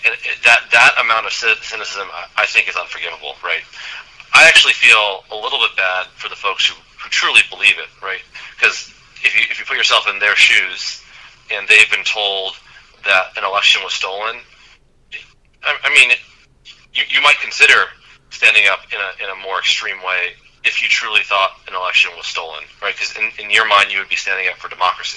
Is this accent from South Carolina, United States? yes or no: no; Arizona, United States; I grew up in Arizona